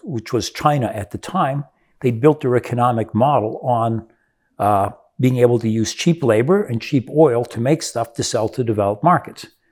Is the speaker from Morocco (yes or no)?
no; Brazil; moved away; I grew up in Brazil